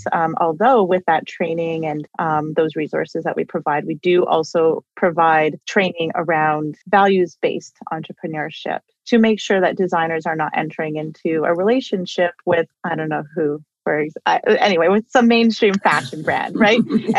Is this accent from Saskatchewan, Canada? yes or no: yes; Saskatchewan, Canada; I'm from English River First Nation and I like to go back and, you know, and I stay in touch with my family